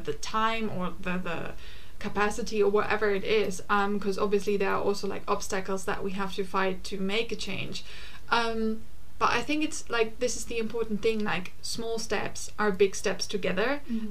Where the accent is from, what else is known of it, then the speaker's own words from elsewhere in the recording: Germany; now in London, United Kingdom; I come from Germany